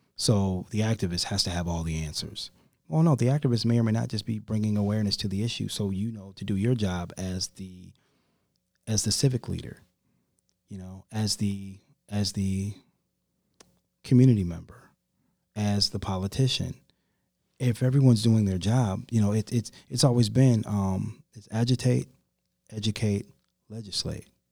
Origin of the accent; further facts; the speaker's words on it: Rockford, Illinois, United States; moved away as an adult; now in Charlotte, United States; my hometown and, um, one of the, uh, state representatives of Rockford, Illinois